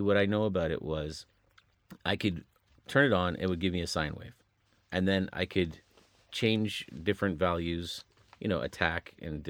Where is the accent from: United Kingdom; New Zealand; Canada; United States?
Canada; Pickering, Ontario; born there; I'm going to tell you, I was born in Pickering, Ontario.